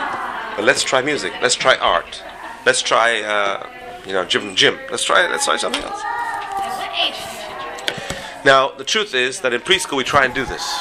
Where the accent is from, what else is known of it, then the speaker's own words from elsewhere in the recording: England, United Kingdom; moved away; I grew up in England